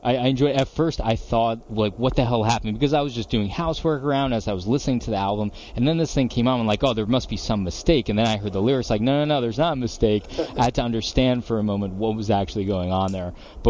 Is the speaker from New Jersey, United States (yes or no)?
yes; New Jersey, United States; I'm from Jersey